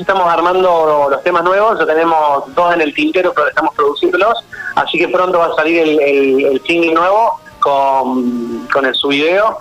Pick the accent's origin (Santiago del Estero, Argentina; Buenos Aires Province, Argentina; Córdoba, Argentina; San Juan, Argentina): Córdoba, Argentina; moved away as an adult; now in Buenos Aires, Argentina; yo nací en Córdoba, pero me vine a Buenos Aires hace ocho años